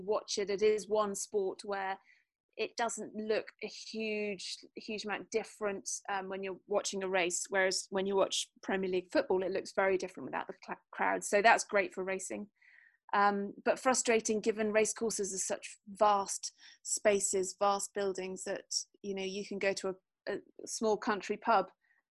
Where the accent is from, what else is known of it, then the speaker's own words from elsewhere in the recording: Wales, United Kingdom; I'm Welsh